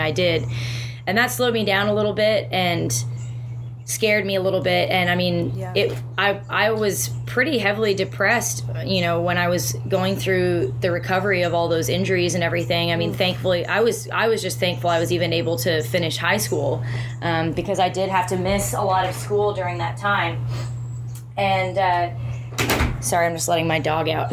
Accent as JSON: {"language": "English", "country": "Canada"}